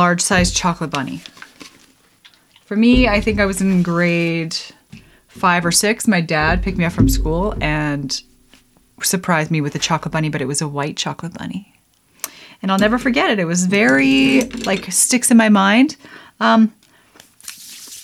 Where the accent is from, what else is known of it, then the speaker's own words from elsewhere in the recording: Lethbridge, Alberta, Canada; also born or lived in Rocky Mountains; I grew up in Lethbridge, Alberta, Canada.